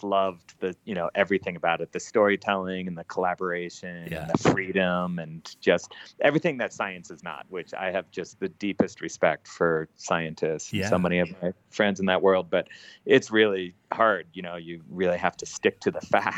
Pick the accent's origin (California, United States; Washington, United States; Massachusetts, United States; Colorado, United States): Colorado, United States; also born or lived in New York; I grew up in Colorado and in the outdoors